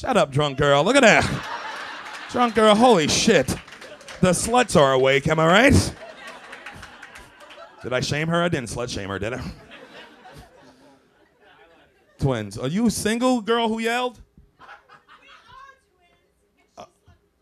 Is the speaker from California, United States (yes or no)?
no; New York City, New York, United States; I'm from Brooklyn, too.